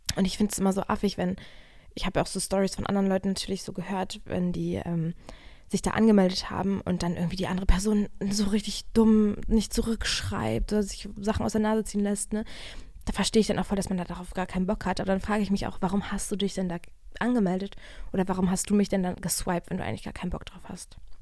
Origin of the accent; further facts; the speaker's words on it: Germany; now in Berlin, Germany; weil ich bin ja hier in der Nähe zur Schule gegangen.